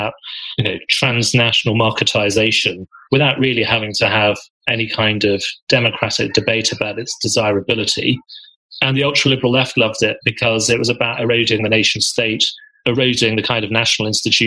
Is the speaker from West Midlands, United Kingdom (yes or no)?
yes; Birmingham, West Midlands, United Kingdom; my identity as a Brummie